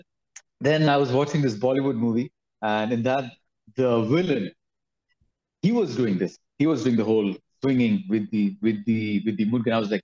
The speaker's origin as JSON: {"language": "English", "region": "Dubai", "country": "United Arab Emirates", "tie": "born or raised there", "said": "I was born in Dubai, studied there and everything in Dubai. Did my schooling there. So it's a very metropolitan city, really cool."}